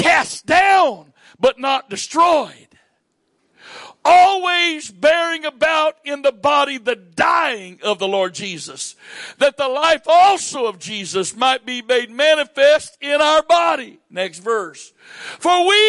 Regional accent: southern United States, United States; accent: southern; moved away as an adult; also born or lived in Maryland; my accent says I'm from the southern part of the United States.

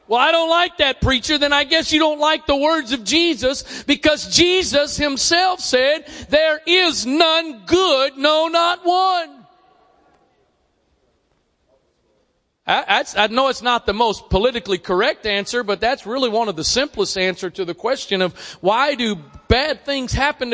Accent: Annapolis, Maryland, United States; also born or lived in Arnold, Maryland; I'm from here. I'm born and raised in Annapolis.

